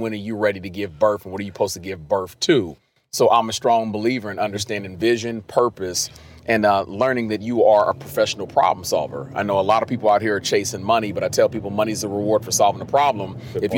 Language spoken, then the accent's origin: English; Cincinnati, Ohio, United States; I'm from Cincinnati, Ohio